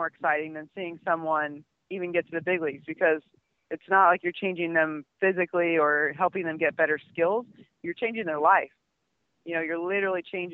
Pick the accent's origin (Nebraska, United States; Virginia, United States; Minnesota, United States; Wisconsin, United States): Nebraska, United States; Omaha; I'm from Nebraska, from Omaha